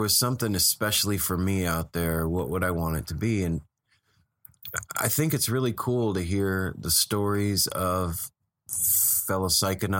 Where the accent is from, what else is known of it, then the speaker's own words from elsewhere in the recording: Las Vegas, Nevada, United States; moved away as an adult; also born or lived in California; now in Portland, United States; it's where I grew up. It's my hometown.